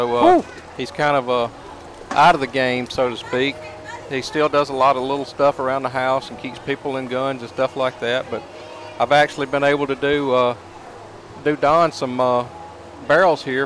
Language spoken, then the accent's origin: English; Kosciusko, Mississippi, United States; also born or lived in Canton, Mississippi; I'm originally from Kosciuszko, Mississippi